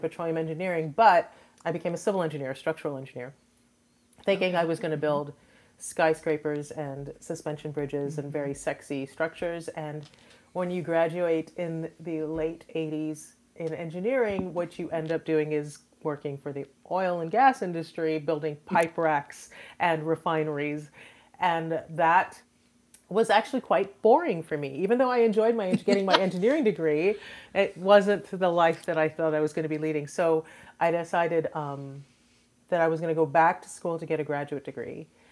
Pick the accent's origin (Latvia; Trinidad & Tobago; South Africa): Trinidad & Tobago; now in Houston, United States